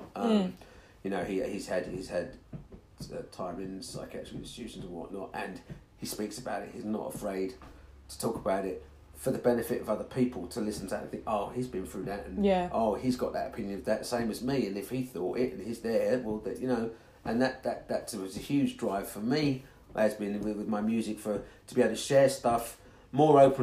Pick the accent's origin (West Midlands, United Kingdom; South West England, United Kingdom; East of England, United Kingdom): East of England, United Kingdom; Hertfordshire; moved away; also born or lived in Edmonton; when I was growing up in Hertfordshire